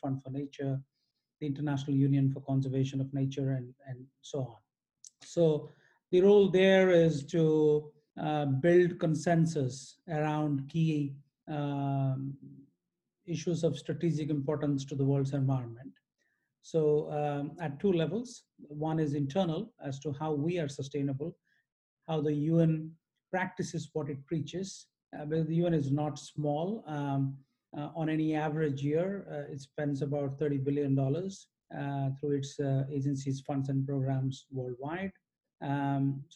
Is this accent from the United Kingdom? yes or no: no; Odisha, India; I grew up in multiple cities in India, in the state of Odisha